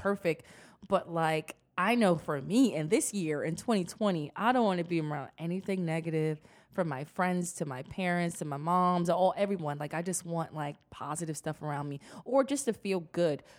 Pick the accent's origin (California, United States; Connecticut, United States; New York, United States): New York, United States; New York City; I'm from the Bronx, I'm hood